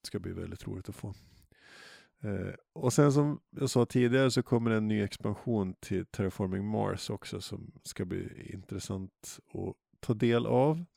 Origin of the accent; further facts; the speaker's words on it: Jämtland, Sweden; moved away; jag är uppvuxen i Jämtland